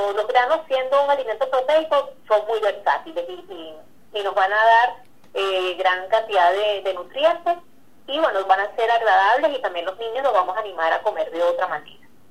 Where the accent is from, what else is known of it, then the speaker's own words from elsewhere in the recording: Venezuela; nosotros como venezolanos